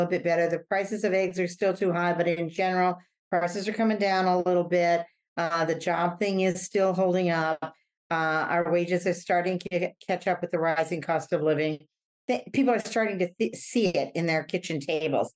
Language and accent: English; Montana, United States; I grew up with in Montana